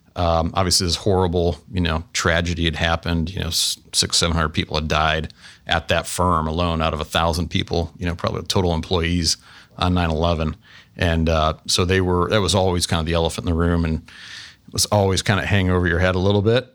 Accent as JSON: {"language": "English", "town": "Canton", "region": "Ohio", "country": "United States", "tie": "born or raised there", "moved": "yes", "lives_now": "Columbus, United States", "said": "I grew up in, was born and raised in Canton, Ohio, so just northeast of here"}